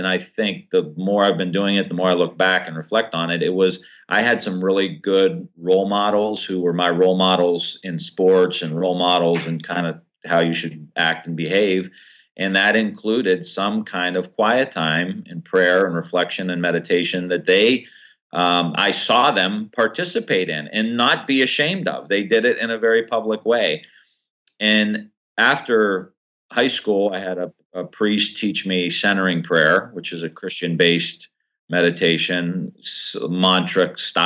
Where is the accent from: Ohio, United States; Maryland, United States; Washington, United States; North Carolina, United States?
Ohio, United States; I'm from Ohio, which is a very busy political state